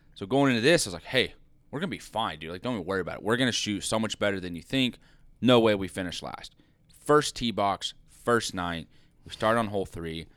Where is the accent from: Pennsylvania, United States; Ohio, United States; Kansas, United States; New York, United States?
Kansas, United States; Liberal; growing up in Liberal